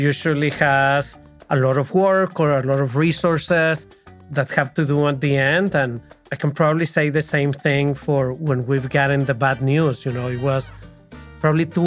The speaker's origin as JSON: {"language": "English", "town": "Monterrey", "region": "Nuevo León", "country": "Mexico", "tie": "born or raised there", "also_born_or_lived": "New York City", "moved": "as an adult", "lives_now": "United States", "said": "I was born in Monterrey."}